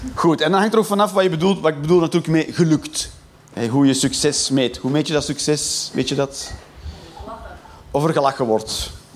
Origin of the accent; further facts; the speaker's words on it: Flanders, Belgium; Ik ben Vlaming